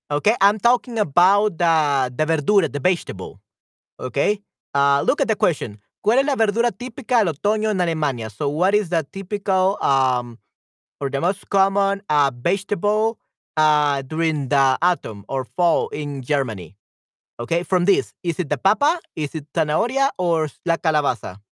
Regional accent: El Salvador; El papaturro es una fruta rica que tiene buen sabor y se da solo en mi tierra, en mi lindo El Salvador.

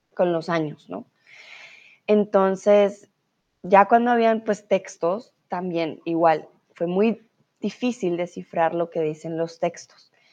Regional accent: Colombia; now in Germany; soy de Colombia

